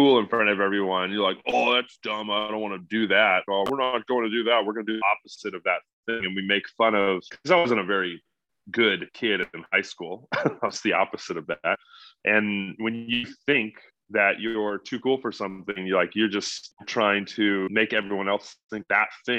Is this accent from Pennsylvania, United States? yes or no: no; California, United States; I grew up in California